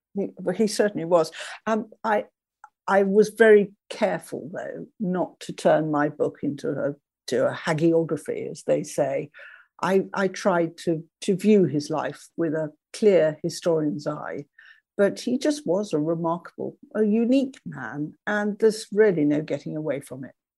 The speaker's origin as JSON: {"language": "English", "area": "Oxfordshire", "region": "South East England", "country": "United Kingdom", "tie": "born or raised there", "said": "I was brought up in Oxfordshire, not very far from where John and Susie Buchan lived"}